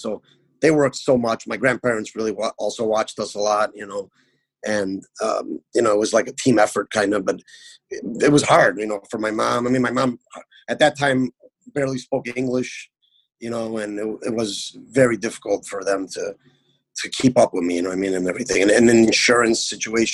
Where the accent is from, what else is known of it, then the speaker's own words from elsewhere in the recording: Chicago, Illinois, United States; I was born and raised in Chicago